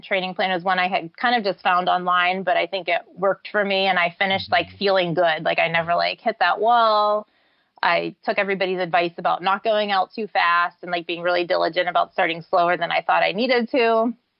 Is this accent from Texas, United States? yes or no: no; Pittsburgh, Pennsylvania, United States; Pittsburgh, which is my hometown